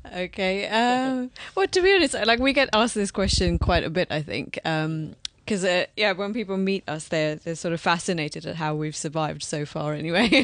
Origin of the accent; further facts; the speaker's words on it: London, United Kingdom; Born and brought up here